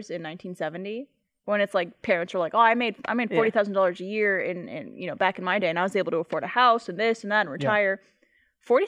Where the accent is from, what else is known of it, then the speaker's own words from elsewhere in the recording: Quebec, Canada; now in United States; it was a school in Montreal, and because I was born in Quebec, I got that discount.